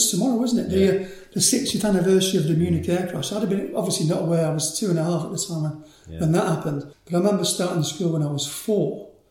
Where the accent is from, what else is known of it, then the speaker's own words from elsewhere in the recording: Manchester, North West England, United Kingdom; She came over in the 50s to work as a nurse in Manchester. Met my dad, who was an engineer and fitter at ICI. And I popped out in around about 1955 sometime, you know. Good Catholic upbringing